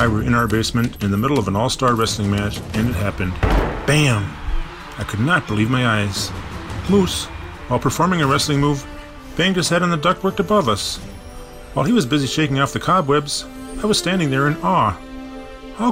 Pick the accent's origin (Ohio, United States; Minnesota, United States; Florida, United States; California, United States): Minnesota, United States; Bloomington; I lived with a moose all throughout my childhood, growing up in Bloomington, Minnesota